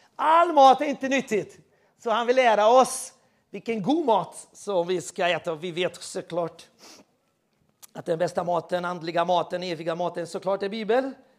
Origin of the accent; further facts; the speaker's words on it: Sweden; Jag är svensk